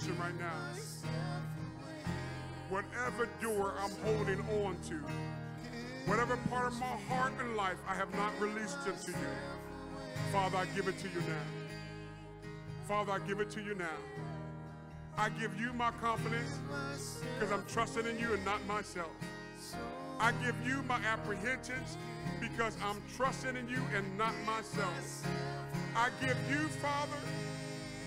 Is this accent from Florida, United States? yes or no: no; Ohio, United States; moved away; also born or lived in Nuremberg, Germany; I'm from Ohio, all the way over there in Nuremberg, Germany